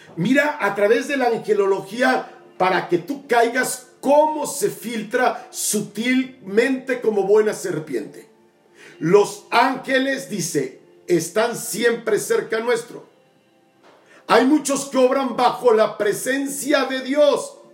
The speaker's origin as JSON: {"language": "Spanish", "region": "Tabasco", "country": "Mexico", "said": "mi tierra Tabasco, mi querido Macuspana"}